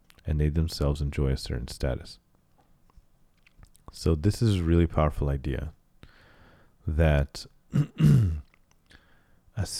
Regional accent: United States; also born or lived in Cairo, Egypt; my quote unquote native language because I grew up in the United States

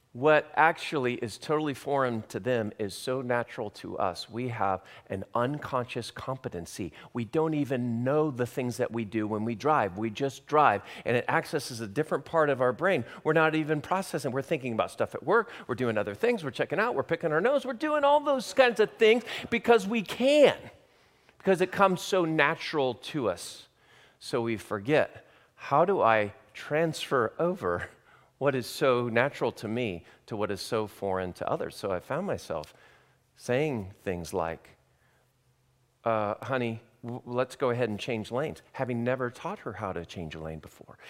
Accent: Long Beach, California, United States; moved away as an adult; also born or lived in Santa Barbara, California / Hawaii; now in Kansas City, United States; I grew up in Long Beach, California

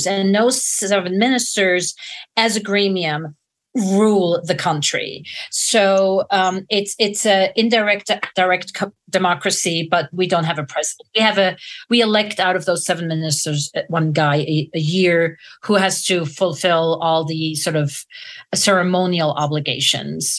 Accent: Zurich, Switzerland; now in United States; I grew up in Zurich, which is the biggest city in Switzerland

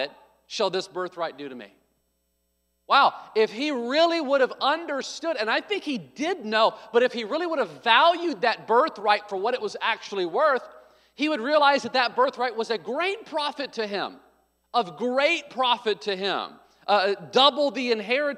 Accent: the South, United States; growing up in the South, if you had red hair, like everybody called you red

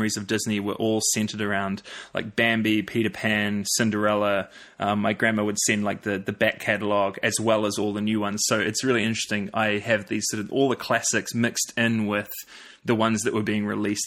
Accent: New Zealand; I was born in New Zealand

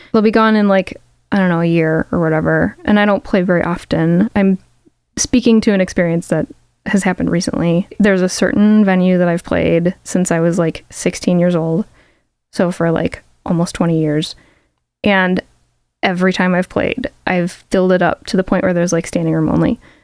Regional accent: Chicago, Illinois, United States; I grew up in Chicago and like I started playing Chicago venues like as a kid

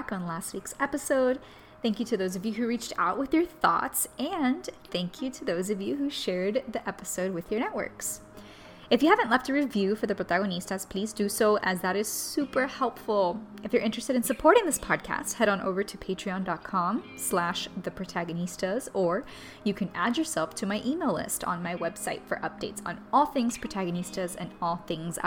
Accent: Miami, Florida, United States; moved away; also born or lived in Louisiana / Los Angeles; growing up in Miami

